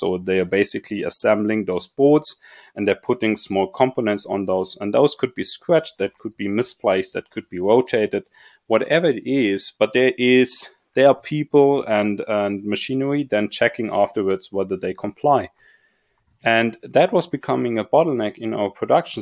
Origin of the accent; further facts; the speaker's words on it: Munich, Bavaria, Germany; I was growing up in Munich and, or close by Munich at least